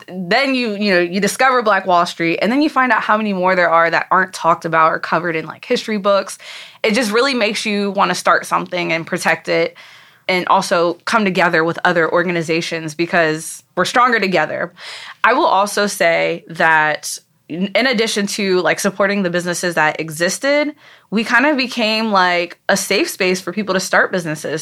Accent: Frederick, Maryland, United States; also born or lived in Montgomery County, Maryland; I moved a lot back and forth at one point between Frederick and Montgomery County

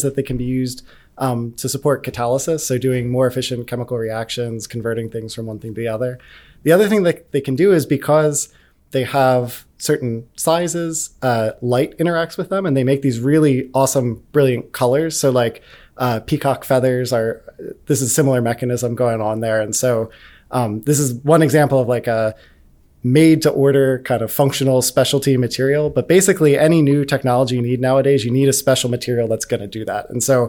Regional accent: Pennsylvania, United States

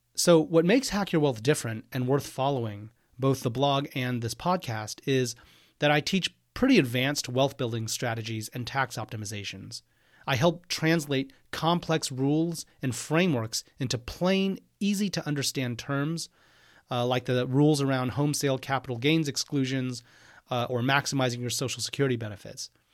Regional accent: Houston, Texas, United States; moved away as an adult; also born or lived in Austin, Texas / Cambridge, Massachusetts / New York City; I am from Houston, Texas. I grew up there.

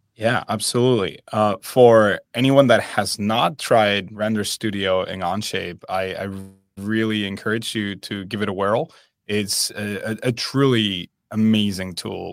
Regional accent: Spain; moved away; I am originally from Spain

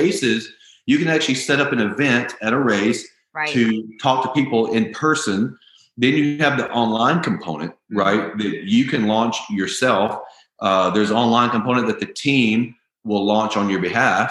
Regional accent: the South, United States; I grew up in the South.

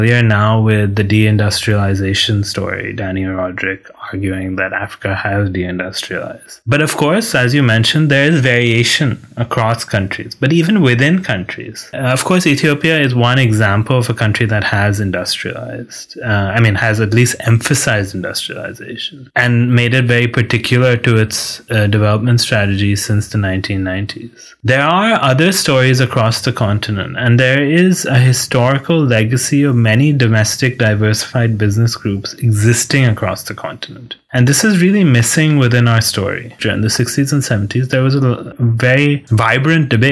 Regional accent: India; moved away as an adult; also born or lived in United States / United Kingdom; now in Manchester, United Kingdom; I am Indian

